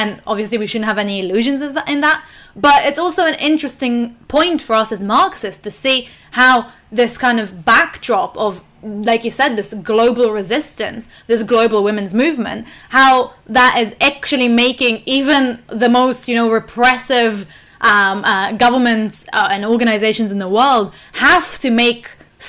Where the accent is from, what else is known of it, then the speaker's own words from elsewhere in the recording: Israel; obviously, growing up in Israel and Palestine.